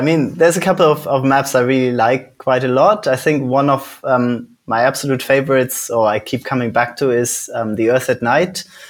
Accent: Netherlands; also born or lived in Switzerland / Germany / United Kingdom; now in Iceland; So I was born in Switzerland. I grew up in the Netherlands and Germany. I've lived in the UK for a long time. And now I moved to Iceland.

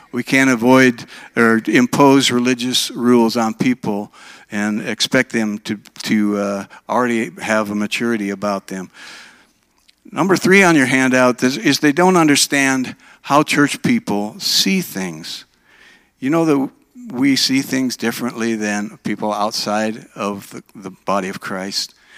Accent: Minnesota, United States; moved away as an adult; also born or lived in Oregon; now in Alabama, United States; I was raised in Minnesota

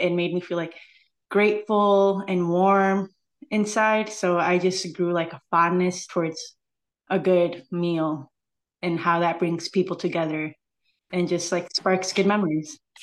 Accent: San Diego, California, United States; now in Chicago, United States; I hail from San Diego, but I truly call Chicago my home. I've been here for fourteen years now.

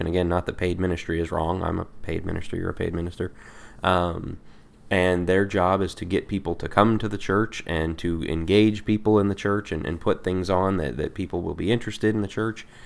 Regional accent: Colorado, United States; I'm from Colorado

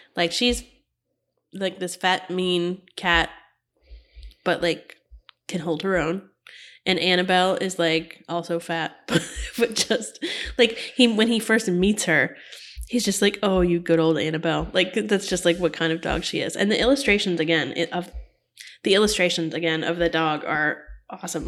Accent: Florida, United States; when I was little, um, I lived in Florida

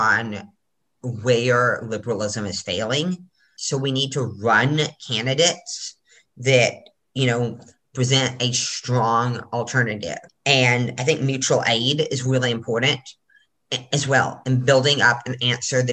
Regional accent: Corpus Christi, Texas, United States; now in Alabama, United States; I grew up in Corpus Christi, Texas

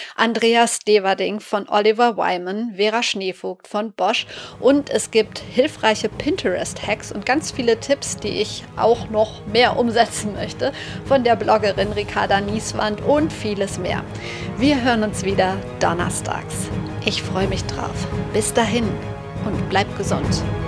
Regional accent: Sauerland, North Rhine-Westphalia, Germany; der gebürtig aus dem Sauerland kommt und dort aufgewachsen ist

